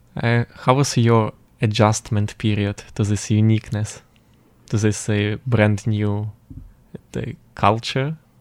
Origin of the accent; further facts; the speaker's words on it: Western Ukraine, Ukraine; English is a second language; moved away as an adult; now in Taiwan; I am also from Ukraine, but from western part